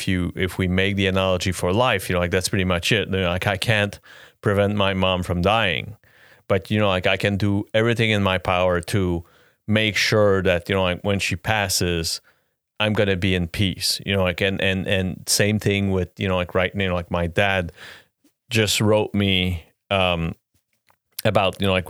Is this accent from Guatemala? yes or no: no; Quebec, Canada; The GOAT, Lecky. Yeah. I'm from Quebec. He's the GOAT.